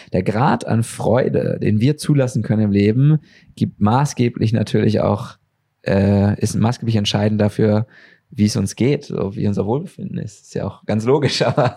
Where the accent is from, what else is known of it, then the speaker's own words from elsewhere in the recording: Germany; als Deutsche